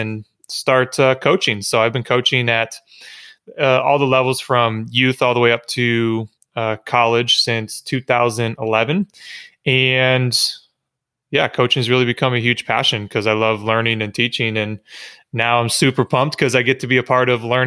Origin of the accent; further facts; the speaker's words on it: Michigan, United States; moved away as an adult; I grew up in Michigan playing baseball